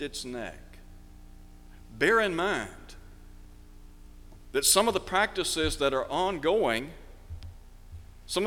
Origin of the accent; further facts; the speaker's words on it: United States; as American citizens